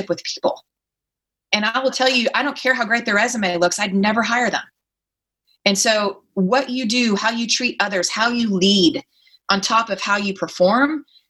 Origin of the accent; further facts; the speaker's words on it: Texas, United States; accent: Texas accent; moved away as an adult; now in Silicon Valley, United States; being a Texan with a Southern accent and no MBA